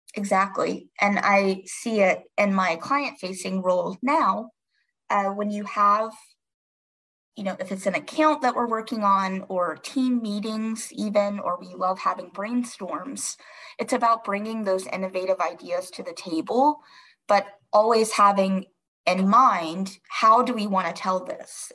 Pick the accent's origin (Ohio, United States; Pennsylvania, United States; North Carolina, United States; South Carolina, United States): North Carolina, United States; moved away as an adult; now in Washington, D.C., United States; I am from a smaller town in North Carolina. I grew up there